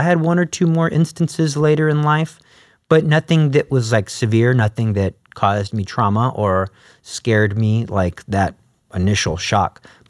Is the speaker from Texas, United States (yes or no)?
yes; Alief, Texas, United States; Because I came from Alief, so that's like a lower income school.